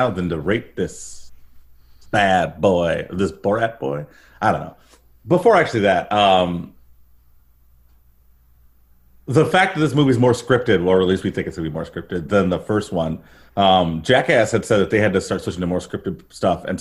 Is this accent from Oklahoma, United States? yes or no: no; Detroit, Michigan, United States; I'm from Detroit